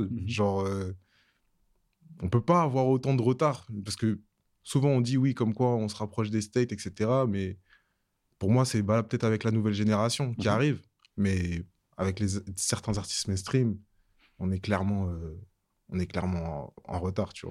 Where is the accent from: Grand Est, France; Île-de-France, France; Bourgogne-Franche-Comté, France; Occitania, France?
Île-de-France, France; Savigny-le-Temple; also born or lived in Guadeloupe; J'ai grandi à Savigny-le-Temple